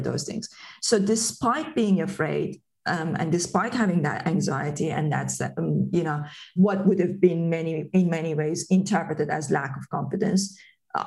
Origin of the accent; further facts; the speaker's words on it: Tehran, Tehran Province, Iran; English is a second language; moved away as an adult; now in United Kingdom; where I was born and brought up in Tehran, I came to the UK in 2005